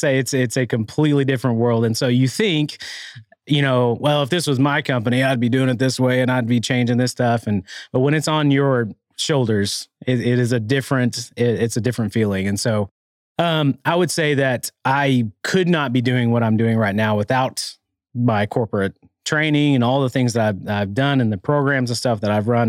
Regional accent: Arkansas, United States; now in Rogers, United States; growing up in Arkansas

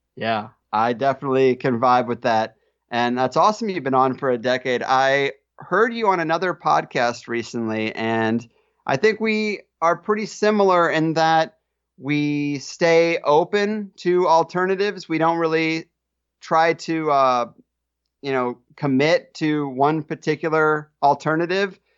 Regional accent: Arnold, Missouri, United States; moved away as an adult; now in San Diego, United States; I grew up in Arnold, Missouri

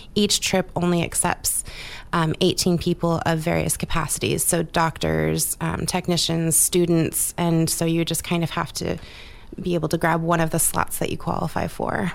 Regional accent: Southeast Alaska, United States; I'm born and raised in Southeast Alaska

